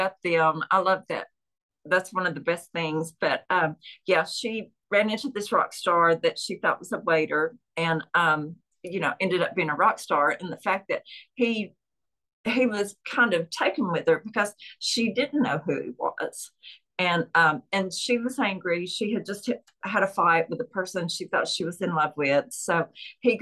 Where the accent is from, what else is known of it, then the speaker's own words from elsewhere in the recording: Chattanooga, Tennessee, United States; accent: Southern; I'm from Chattanooga, Tennessee, which is known for trains and the train terminal